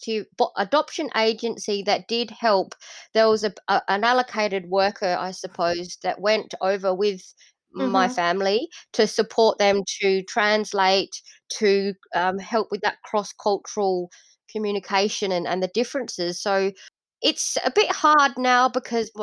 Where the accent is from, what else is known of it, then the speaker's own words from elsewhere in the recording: Adelaide, South Australia, Australia; also born or lived in Indonesia; I was born in Indonesia, and I was adopted as a six-month-old baby. And now I live in Adelaide, South Australia, in Australia, and I've lived here for the last 38 years. So I haven't lived anywhere else yet.